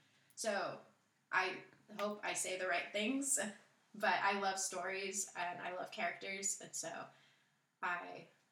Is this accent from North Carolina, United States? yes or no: yes; Charlotte, North Carolina, United States; I'm from Charlotte, North Carolina.